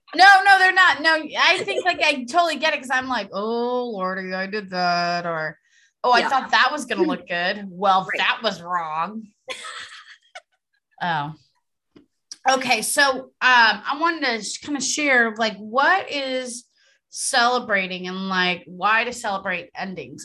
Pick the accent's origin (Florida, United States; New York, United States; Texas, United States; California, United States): California, United States; Los Angeles; accent: Valley girl; I am from San Fernando Valley